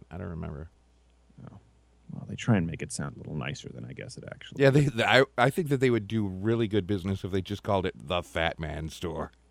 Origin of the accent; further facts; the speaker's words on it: Ireland; I'll have you know I am an Irishman.